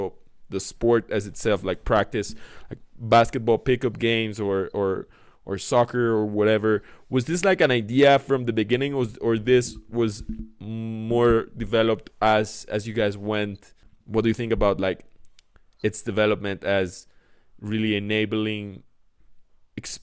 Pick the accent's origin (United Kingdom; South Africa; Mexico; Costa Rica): Mexico; Mexico City; I'm from Mexico City.